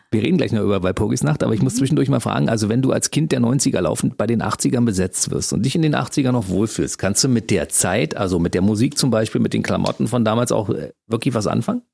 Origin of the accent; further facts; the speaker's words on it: Berlin, Germany; ich bin in Ostberlin aufgewachsen